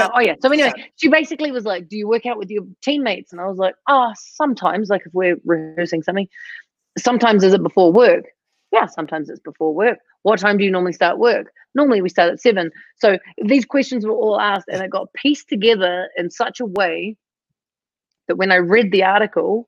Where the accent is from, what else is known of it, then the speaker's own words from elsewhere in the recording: New Zealand; moved away; I'm from New Zealand